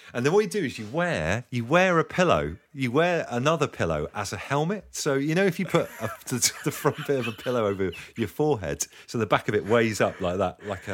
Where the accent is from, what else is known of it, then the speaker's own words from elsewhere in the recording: South West England, United Kingdom; Yeah, I mean, we grew up in Devon, country bumpkins, that kind of thing.